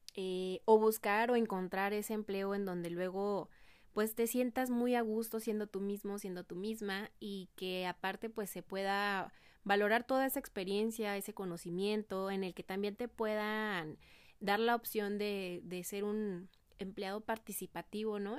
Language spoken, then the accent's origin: Spanish; Mexico; como mexicanos no tenemos ese hábito eh, de ahorrar